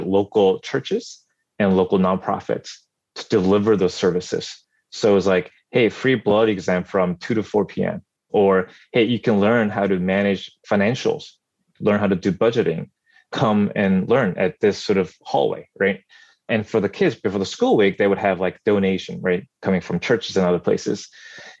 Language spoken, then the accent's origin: English; South Korea; moved away; growing up in Korea during my childhood